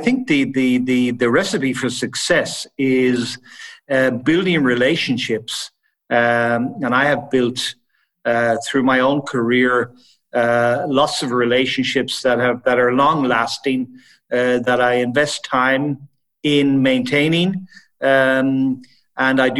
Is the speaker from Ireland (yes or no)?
yes; Ireland; moved away as an adult; also born or lived in Italy / Switzerland / Sweden / Netherlands; now in Frankfurt, Germany; I was born and raised in Ireland. And then I left Ireland in my early 20s